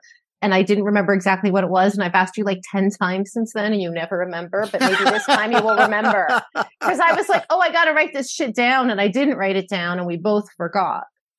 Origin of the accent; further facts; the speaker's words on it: New York City, New York, United States; moved away; also born or lived in New Orleans; I grew up in a very high crime area. I grew up in New York City in the 70s and 80s.